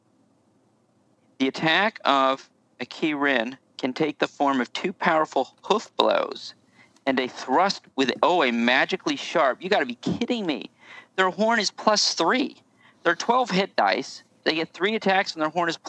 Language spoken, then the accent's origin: English; Southern United States, United States; We're Southern Americans